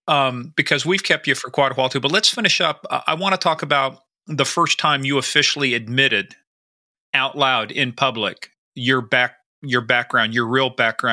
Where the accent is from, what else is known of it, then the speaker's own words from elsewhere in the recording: United States; I'm just talking as an American.